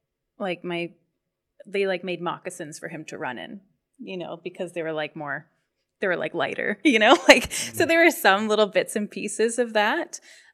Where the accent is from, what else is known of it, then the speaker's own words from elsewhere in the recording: Penetanguishene, Ontario, Canada; Yeah, so I'm Métis. I'm from Drummond Island in Penetanguishene.